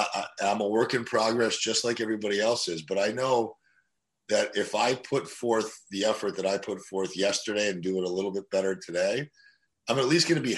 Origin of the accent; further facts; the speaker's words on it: Russia; born there; moved away; when I was growing up, I was born in Russia and we came here in 1989, right before the collapse of communism.